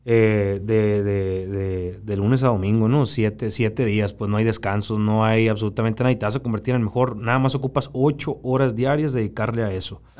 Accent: Baviácora, Sonora, Mexico; now in Hermosillo, Mexico; Cuando yo me vine a estudiar de Baviaco a Hermosillo, que estamos aproximadamente a dos horas eh, de, carretera.

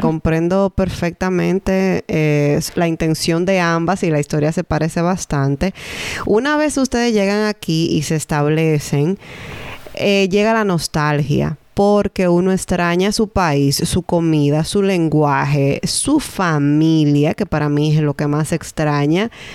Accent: San Francisco de Macorís, Duarte, Dominican Republic; moved away; en San Francisco de Macorís, que es mi ciudad natal

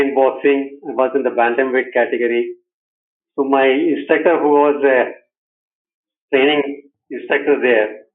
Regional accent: Bangalore, Karnataka, India; I'm from Bangalore, India

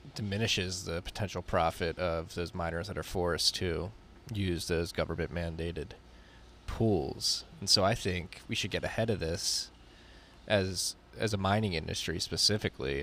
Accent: New York City, New York, United States; moved away; I'm a New Yorker who left

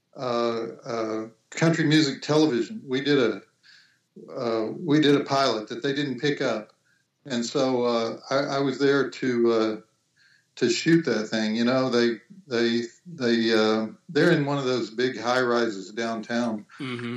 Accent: Little Rock, Arkansas, United States; moved away as an adult; also born or lived in Texas / Nashville, Tennessee; I went to high school in Little Rock, Arkansas

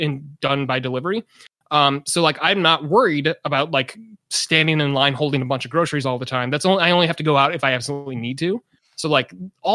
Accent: Chicago suburbs, Illinois, United States; now in California, United States; I'm from the Chicago suburbs

